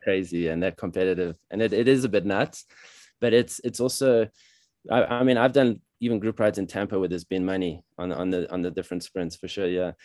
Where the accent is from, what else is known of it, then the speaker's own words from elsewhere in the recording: South Africa; moved away as an adult; also born or lived in Paris, France; now in Colorado, United States; I was born in South Africa, but my parents are European, French, and German. So I grew up in South Africa